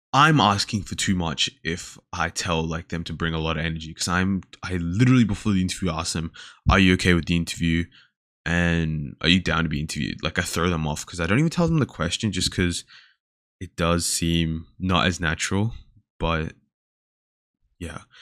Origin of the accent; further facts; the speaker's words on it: Sydney, New South Wales, Australia; now in Melbourne, Australia; I was born in Sydney